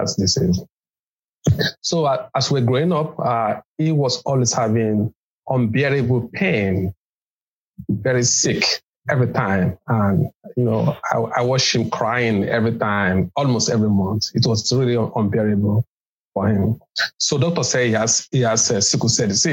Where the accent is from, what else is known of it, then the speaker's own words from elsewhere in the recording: Lagos, Nigeria; I was born in Lagos in Nigeria